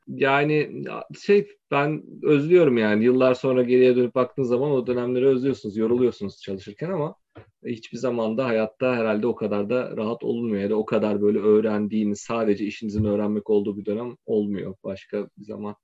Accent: İzmir, Turkey; moved away as an adult; also born or lived in Kayseri / Istanbul; ben 1986'da Kayseri'de doğdum. Ailemin bir kısmı İzmirli, bir kısmı Kayserili. Sonra İzmir'e taşındık. Liseyi orada okudum.

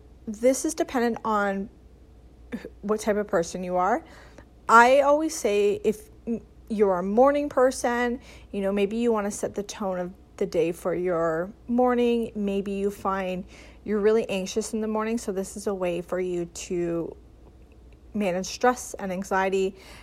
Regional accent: Canada; as a Canadian myself

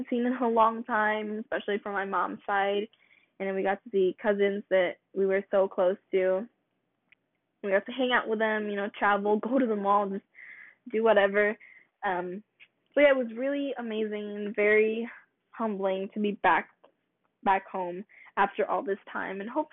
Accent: Philippines; now in United States; I'm Filipino. I was born in the Philippines and I moved to America with my family about 9 years ago.

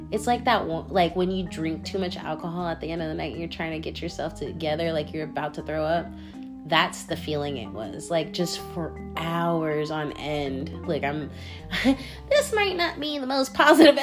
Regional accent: Washington, United States; moved away; I'm from the Northwest, from Washington State.

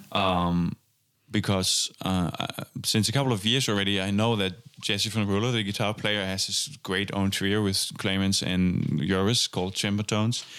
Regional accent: Germany; moved away as an adult; now in Amsterdam, Netherlands; I, uh, went to Amsterdam to study jazz drums at the conservatory, um, after growing up in Germany

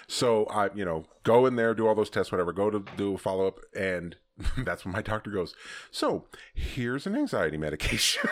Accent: Southern California, United States; also born or lived in Texas / Colorado; I was here at eighteen months

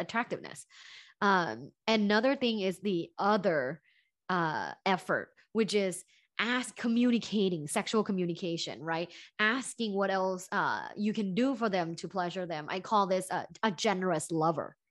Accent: Bangkok, Thailand; moved away; I'm originally from Thailand, from Bangkok, Thailand

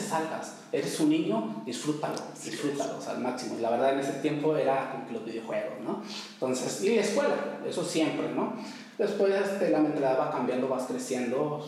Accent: Tepic, Nayarit, Mexico; also born or lived in Durango; originario de Durango. Soy de Durango, pero, pues, prácticamente digo que soy de aquí de Tepic, ¿no? Toda mi vida he vivido aquí en Tepic.

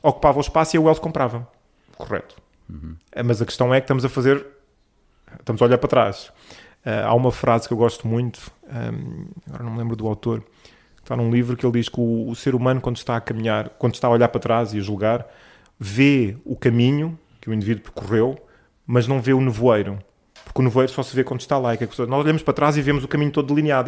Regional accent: Lisbon, Portugal; eu nasci em Lisboa, sou alfacinha de gema, por isso adoro esta cidade

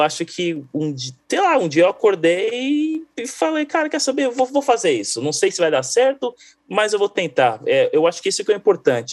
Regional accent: Brazil; first language Portuguese; moved away; eu sou brasileiro

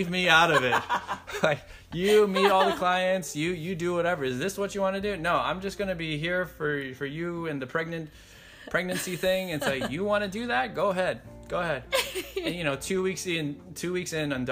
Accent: San Francisco, California, United States; I was born in San Francisco

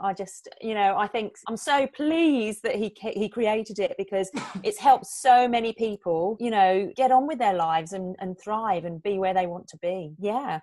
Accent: England, United Kingdom; moved away as an adult; now in New Zealand; I'm originally from England, as you can probably tell by my accent. But um, I've been living in New Zealand for the past 19 years

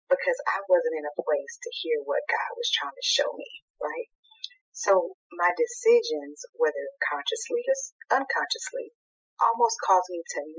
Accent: Eastern North Carolina, United States; moved away as an adult; also born or lived in Northern California; now in California, United States; I live in Northern California. I have for about eight years now. However, I was born and raised in Eastern North Carolina, so I am a country girl at heart.

